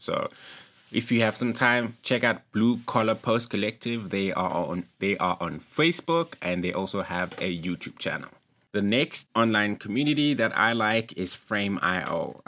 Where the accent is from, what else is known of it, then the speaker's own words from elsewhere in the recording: East Rand, Gauteng, South Africa; shout out to East Rand, that's where I'm from